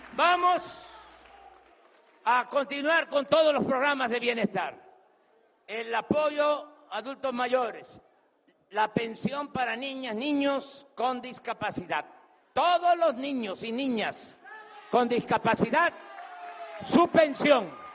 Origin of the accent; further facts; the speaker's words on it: Tabasco, Mexico; Voy a permanecer en mi estado, en mi tierra, en mi agua